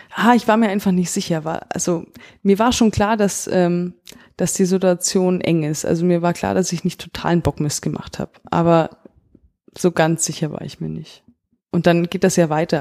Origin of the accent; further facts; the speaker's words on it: Augsburg, Bavaria, Germany; Ich komme selber aus Augsburg